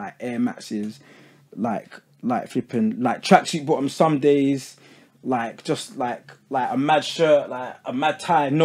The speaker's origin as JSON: {"language": "English", "town": "Croydon", "region": "London", "country": "United Kingdom", "also_born_or_lived": "Guyana", "said": "I'm from England"}